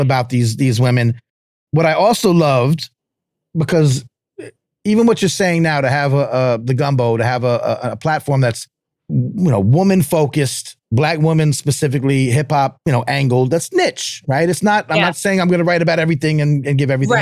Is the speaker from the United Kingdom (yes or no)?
no; New York area, United States; I'm from New York area